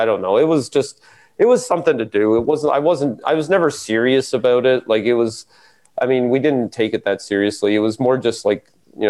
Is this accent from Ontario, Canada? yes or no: yes; Metcalf, Ontario, Canada; also born or lived in Winchester, Ontario; I was born in, 1975 on a windy day, in Metcalf, Ontario. Well, I wasn't born in Metcalf. I was born in Winchester, because Metcalf doesn't Metcalf doesn't have a hospital.